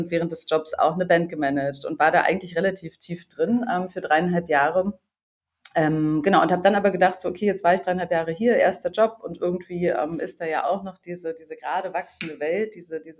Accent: Berlin, Germany; ich bin Berlinerin in Berlin Medienwirtschaft studiert

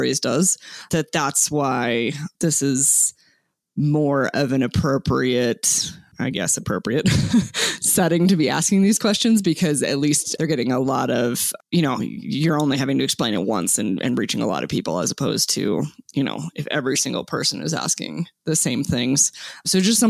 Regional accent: Arizona, United States; I was born and raised in Arizona as a non-native person.

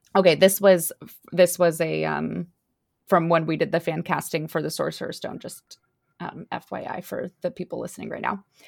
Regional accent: United States; we're also American

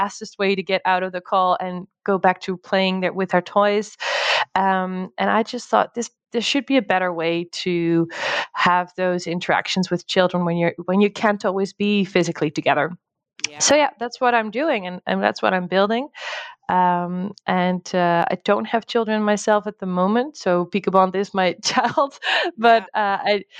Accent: Netherlands; moved away as an adult; also born or lived in United States; now in Portugal; I'm originally from the Netherlands

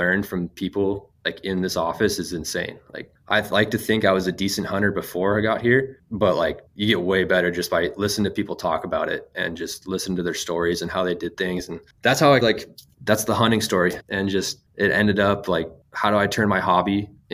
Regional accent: Phoenix, Arizona, United States; I grew up in North Phoenix

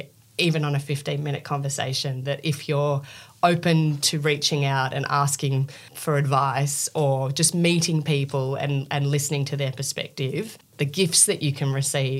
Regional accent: Australia; I'm from Australia.

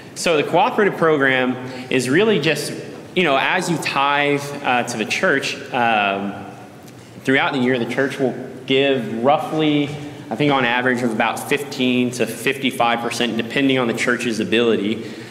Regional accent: Columbus, Texas, United States; I grew up here in Columbus

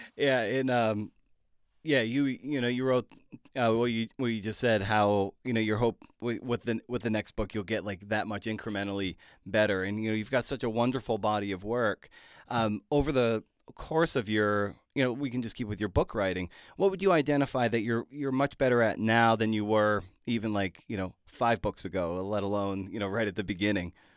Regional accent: Lakeville, Massachusetts, United States; I grew up in southeastern Massachusetts

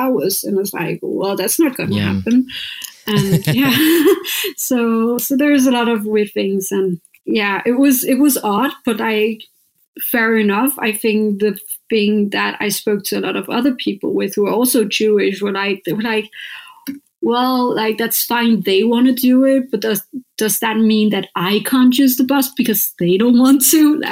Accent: Copenhagen, Capital Region of Denmark, Denmark; I'm from Copenhagen

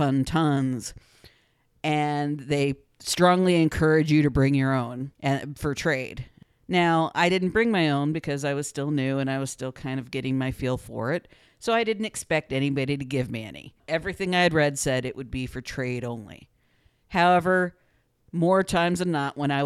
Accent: near St. Louis, Missouri, United States; I grew up near St. Louis

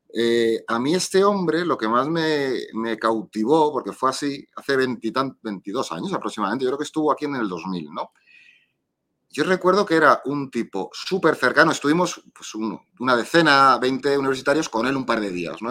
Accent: Madrid, Community of Madrid, Spain; aquí soy, de Madrid

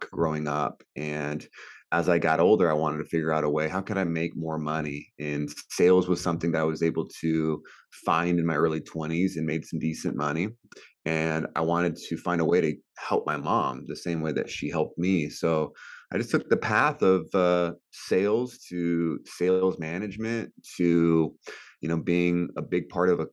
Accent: California, United States; I grew up in California and just had a middle class growing up.

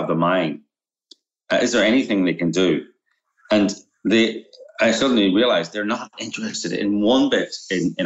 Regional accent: Northern Ireland, United Kingdom; moved away; also born or lived in Romania; I'm from Northern Ireland, right? I grew up during the Troubles

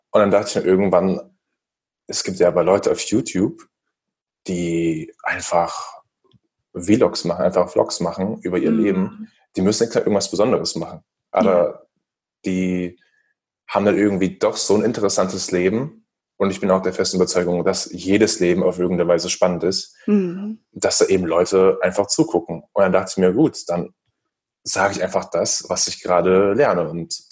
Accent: Hesse, Germany; now in Hamburg, Germany; ja, ich komme eigentlich aus Mittelhessen, mhm. näher Frankfurt, Gießen, wem das was sagt. Und wohne jetzt in Hamburg mit meiner Freundin seit oh, Anfang Februar.

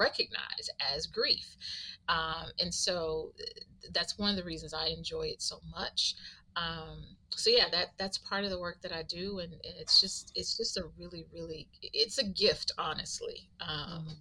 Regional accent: Texas, United States; also born or lived in Atlanta / Houston; Was born and raised in Texas, a small town in Texas, and went to school in Atlanta

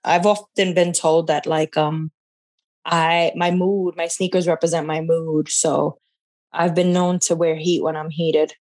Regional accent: New York, United States; growing up in New York

